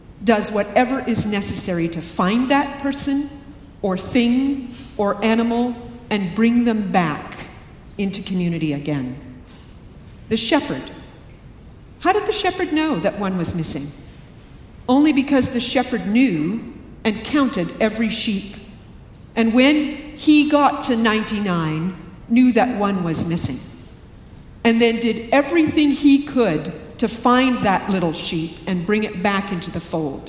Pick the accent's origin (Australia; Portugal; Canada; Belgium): Canada; now in Riverside, United States; I'm Canadian